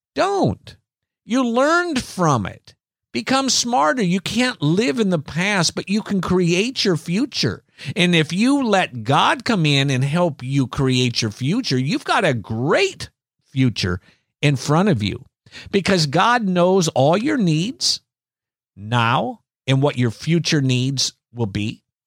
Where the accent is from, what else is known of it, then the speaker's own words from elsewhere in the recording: Iowa, United States; as children growing up in Iowa